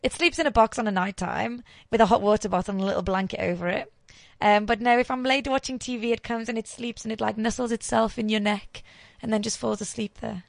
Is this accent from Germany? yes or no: no; England, United Kingdom; now in South Africa; I'm English through and through.